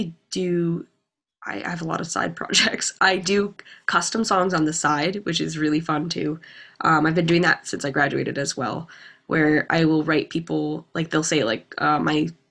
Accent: Lowell, Massachusetts, United States; I'm from Lowell

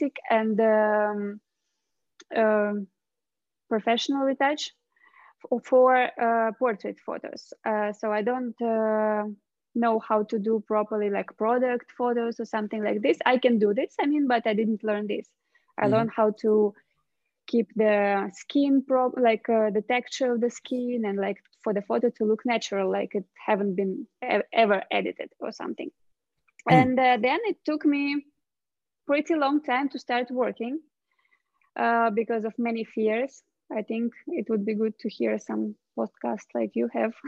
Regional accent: Russia; I'm from Russia.

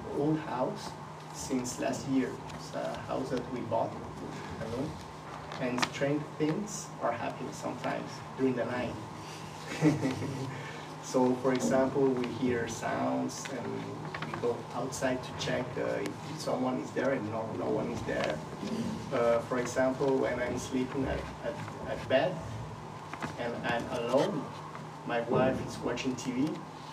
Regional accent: Colombia; moved away as an adult; now in Switzerland; I was born in Colombia. So I lived all my childhood in Colombia

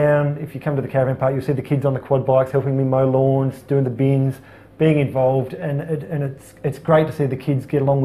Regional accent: Robe, South Australia, Australia; I guess I grew up in Robe

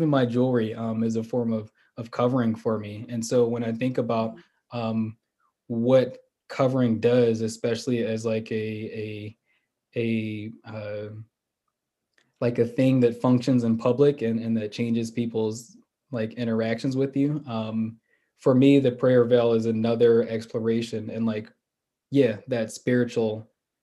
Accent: Philadelphia, Pennsylvania, United States; I grew up in Philly

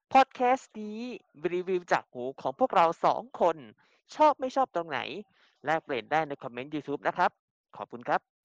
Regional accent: Rayong, Thailand; จังหวัดบ้านเกิด ผมจังหวัดระยอง

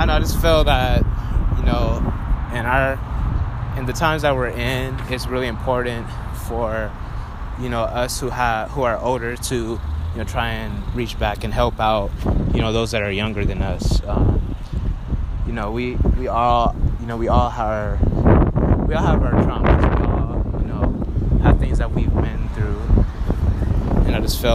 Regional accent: Los Angeles, California, United States; also born or lived in Roswell, Georgia; I'm from Los Angeles, California

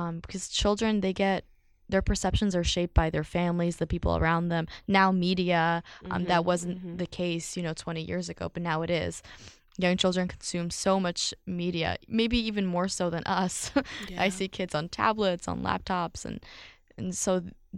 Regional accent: Philadelphia, Pennsylvania, United States; I grew up in Philly

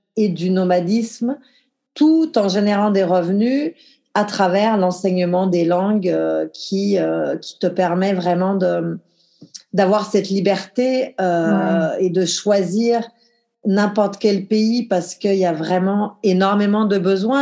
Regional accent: the Alps, France; moved away; j'ai grandi dans les Alpes, en France, un petit village de 1500 habitants

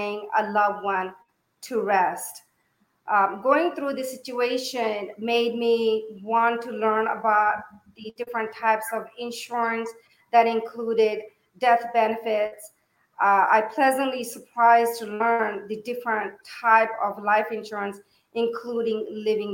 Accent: Yuba City, California, United States; moved away as an adult; now in Fairfield, United States; I moved from Yuba City. I graduated from high school in Yuba City

